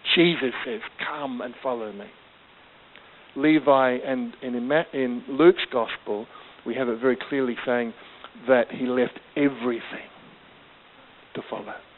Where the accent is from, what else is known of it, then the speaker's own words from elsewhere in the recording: Australia; was always growing up as a, um, uh, in Australia, my, my uh, as a British migrant kind of kid